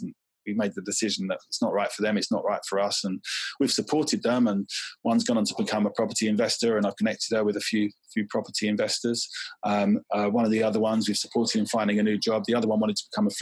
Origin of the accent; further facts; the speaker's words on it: Southend-on-Sea, East of England, United Kingdom; We grew up in Southeast Essex near Southend